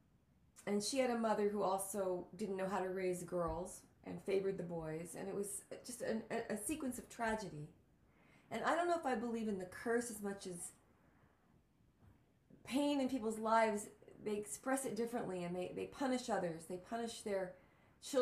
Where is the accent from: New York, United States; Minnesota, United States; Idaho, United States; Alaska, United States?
New York, United States; also born or lived in El Paso, Texas; now in Los Angeles, United States; I'm from El Paso, Texas, and I grew up in New York